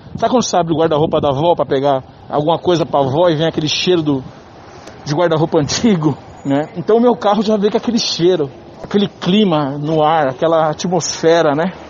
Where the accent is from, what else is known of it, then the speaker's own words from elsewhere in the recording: São Paulo, Brazil; Eu tenho 50 anos, sou de São Paulo